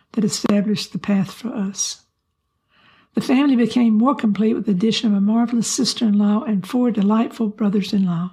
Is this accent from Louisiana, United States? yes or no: yes; Louisiana, United States; now in Rhode Island, United States; I'm from Louisiana